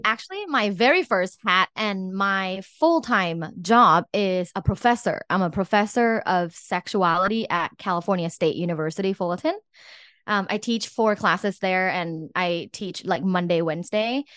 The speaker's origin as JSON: {"language": "English", "country": "Thailand", "tie": "born or raised there", "said": "I'm from Thailand"}